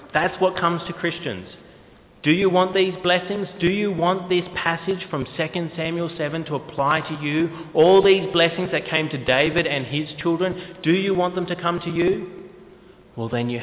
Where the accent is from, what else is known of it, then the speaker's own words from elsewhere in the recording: New South Wales, Australia; also born or lived in Queensland; we moved from Queensland to New South Wales when I was fairly young, 5 years old